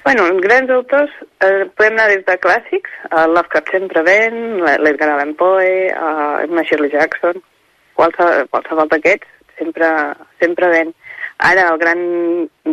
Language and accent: Catalan; Catalonia, Spain; soc de Maries de Voltregà, un poble del costat